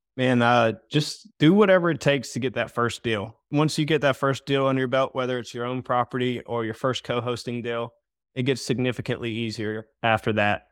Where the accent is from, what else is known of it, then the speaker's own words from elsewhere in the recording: Myrtle Beach, South Carolina, United States; I'm from Myrtle Beach area.